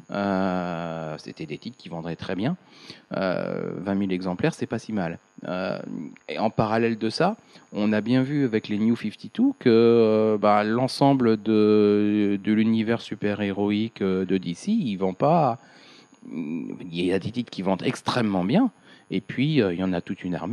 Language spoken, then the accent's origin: French; France; Mais je pense qu'on a sur le un court terme, biaisé parce qu'on est français.